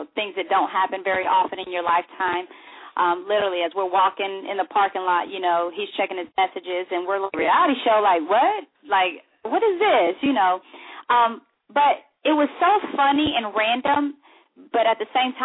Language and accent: English; United States; I am American by birth, but at the same time, you know, when you grow up in a Spanish household, you do get a little bit of everything.